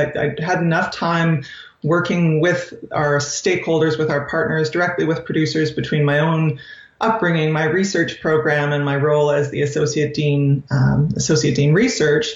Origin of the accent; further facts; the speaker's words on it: Saskatchewan, Canada; moved away as an adult; also born or lived in California; now in Saskatoon, Canada; I grew up in Saskatchewan, so I grew up on a farm just north of St. Bruce, Saskatchewan, a mixed farm